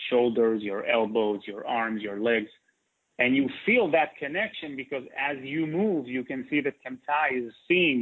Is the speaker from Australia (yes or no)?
no; Israel; also born or lived in New York; So I grew up in Israel.